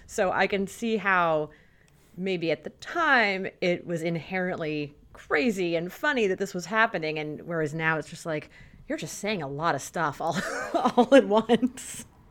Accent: United States; growing up in America in the 20th century.

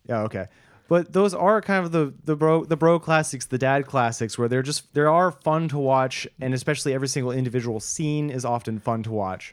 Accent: United States; as a American

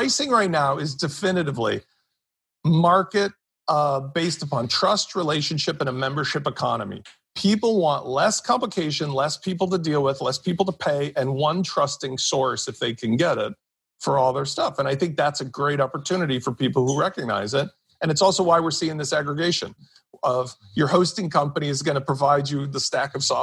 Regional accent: Chicago, Illinois, United States; I'm from Chicago

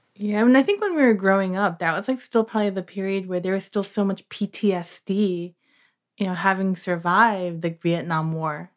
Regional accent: New York, United States; I grew up in New York

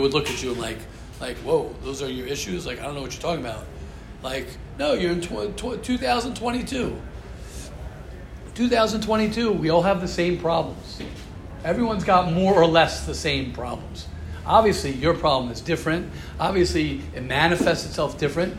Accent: United States; I'm an American

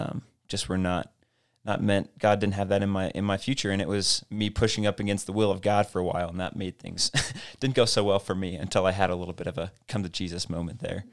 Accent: Casper, Wyoming, United States; I grew up in Casper and Harold was my youth pastor

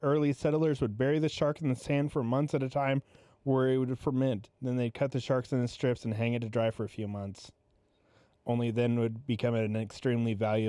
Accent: Philippines; Like, you know, technically, I'm Filipino, but I don't identify with any Filipino people.

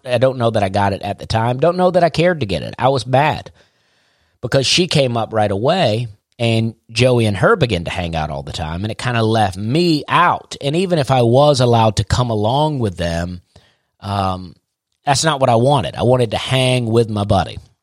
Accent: Opelika, Alabama, United States; born or raised there; moved away as an adult; also born or lived in Charleston, South Carolina

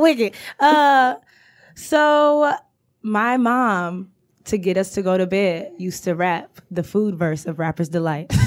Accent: Detroit, Michigan, United States; I've lived in Detroit all my life

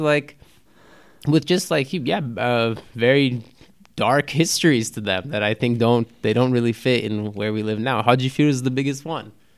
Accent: Los Angeles, California, United States; growing up in Los Angeles

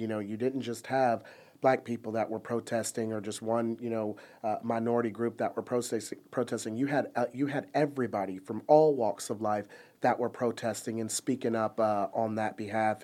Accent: Plano, Texas, United States; growing up in Plano

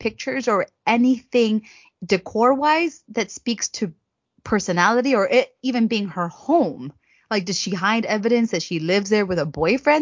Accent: United States; I'm American

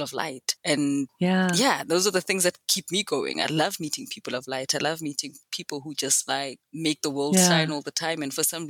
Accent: South Africa; also born or lived in Benoni, South Africa; I am South African. I live in a I don't think it's a small, it's not a small town. It's a city, but it has small town mentality and tendencies. It's called Benoni, which is not too far out from Johannesburg

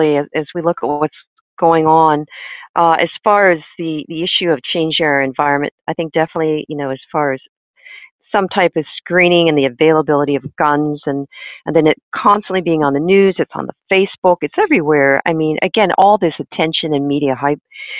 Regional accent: Chicago, Illinois, United States; when I grew up in Chicago, we had what was called social studies

